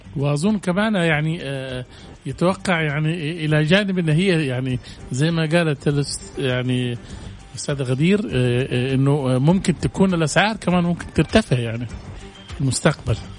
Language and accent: Arabic; Saudi Arabia; ونحن عندنا في السعوديه